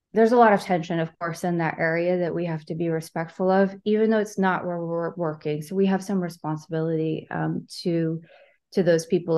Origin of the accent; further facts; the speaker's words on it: Southern California, United States; moved away; I'm from Southern California, so it was a place that we could go on field trips